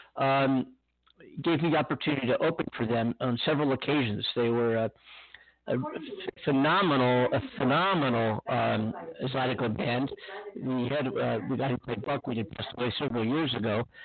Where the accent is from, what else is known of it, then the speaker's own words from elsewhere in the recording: Pennsylvania, United States; now in California, United States; Pennsylvania, my hometown, my home state